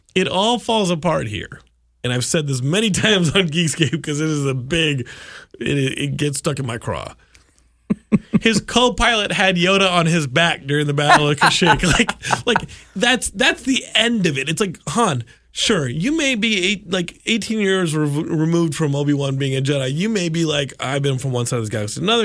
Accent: Austin, Texas, United States; I grew up in Austin

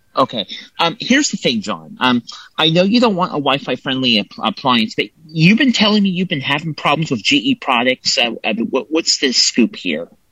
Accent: Templeton, California, United States; I am from Templeton, California, which is on the California Central Coast

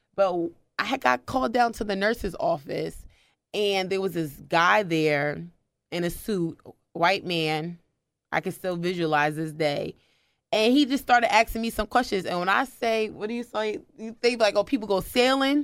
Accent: New Jersey, United States; moved away as an adult; also born or lived in Maryland; I was living in Maryland. I'm originally from New Jersey

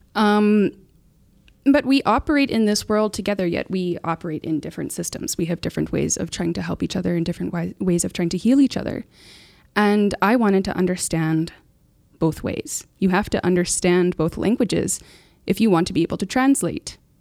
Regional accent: Muskeg Lake Cree Nation, Saskatchewan, Canada; I'm from Muskeg Lake Cremation. Uh, that's my home

